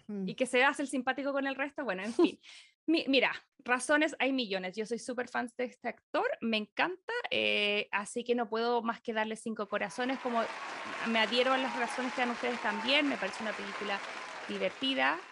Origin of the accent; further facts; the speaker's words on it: Chile; moved away as an adult; now in Los Angeles, United States; Yo me fui hace seis años de Chile